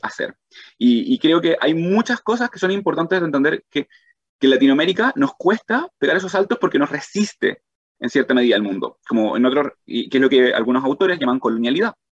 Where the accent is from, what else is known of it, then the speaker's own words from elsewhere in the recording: Chile; moved away as an adult; also born or lived in Arizona; siendo chileno